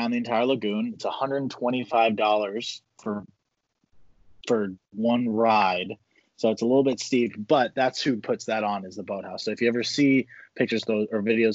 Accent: Fort Myers, Florida, United States; now in Naples, United States; Fort Myers, my hometown

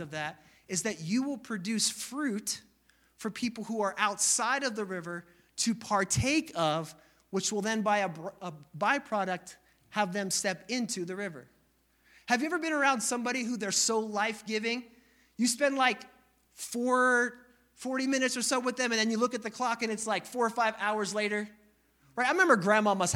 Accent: Northeast, United States; moved away as an adult; also born or lived in Missouri; I'm from the Northeast. We don't smile at each other. When I left the Northeast

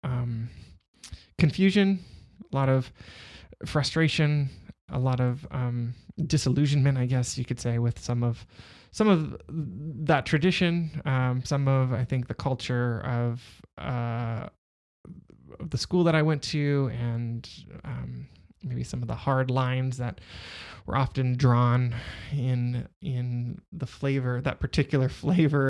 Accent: Southern California, United States; I grew up in Southern California

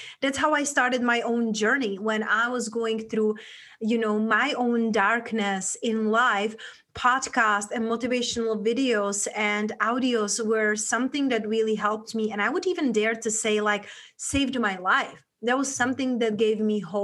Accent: Czechia; accent: Czech; English is a second language; moved away; I grew up in a small town back in Europe, in Czech Republic, hence that's where my accent from

